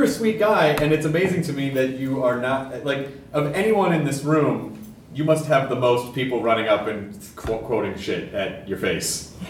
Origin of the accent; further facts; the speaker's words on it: United States; My American brain couldn't sort out all of the words from one of the earlier albums.